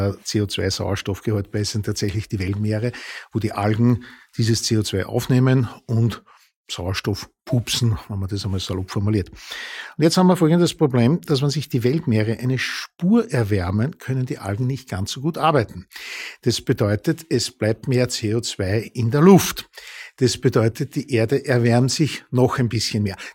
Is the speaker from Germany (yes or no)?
no; Upper Austria, Austria; now in Vienna, Austria; Ich komme aus Oberösterreich, dort der öffentliche Verkehr. Naja, also allein wenn ich in Linz um 21.30 Uhr äh, auf der Landstraße steht